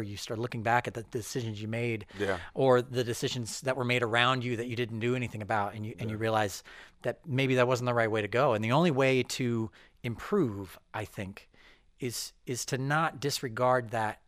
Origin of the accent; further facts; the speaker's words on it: Missouri, United States; I grew up in Missouri.